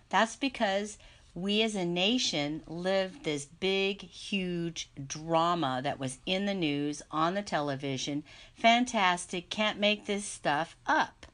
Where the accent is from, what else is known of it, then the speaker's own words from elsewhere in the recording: San Jose, California, United States; I grew up in San Jose, California, which was the southern part of the San Francisco Bay Area